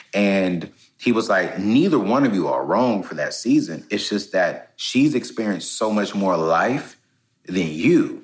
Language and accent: English; Fayetteville, North Carolina, United States; I'm from Fayetteville, North Carolina